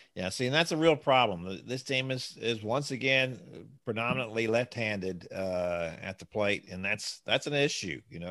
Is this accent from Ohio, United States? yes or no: no; Houston, Texas, United States; growing up in Houston and watching the Astros